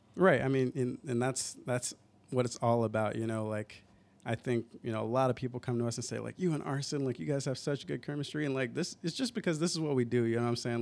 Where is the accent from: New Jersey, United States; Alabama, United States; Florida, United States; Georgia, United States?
Georgia, United States; Atlanta; moved away as an adult; now in Seattle, United States; I'm originally from Atlanta